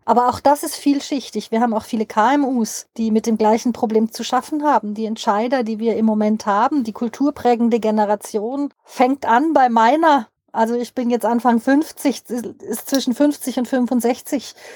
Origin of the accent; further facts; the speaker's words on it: Switzerland; bei uns in der Schweiz